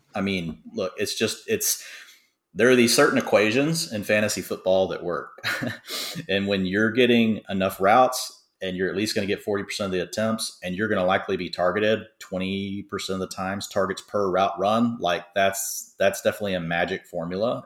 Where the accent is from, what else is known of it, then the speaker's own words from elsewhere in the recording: Dallas, Texas, United States; I'm from Dallas